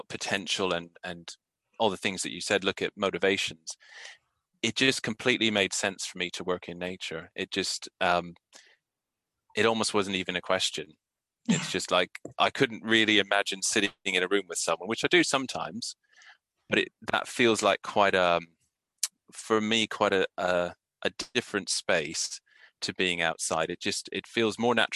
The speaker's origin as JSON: {"language": "English", "town": "Calgary", "region": "Alberta", "country": "Canada", "tie": "born or raised there", "moved": "yes", "said": "I grew up in Canada, and we were lucky enough to be just down the road from us, you know, 10-minute walk away was a river, Elbow River"}